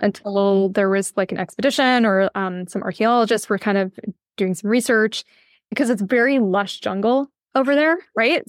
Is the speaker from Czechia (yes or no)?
no; west coast of Canada, Canada; moved away as an adult; also born or lived in Ireland; Yes, I grew up in Canada, uh, in the west coast of Canada.